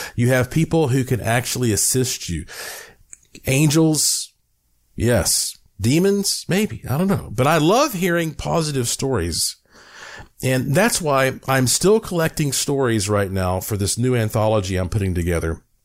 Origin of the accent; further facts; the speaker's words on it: North Carolina, United States; I am from North Carolina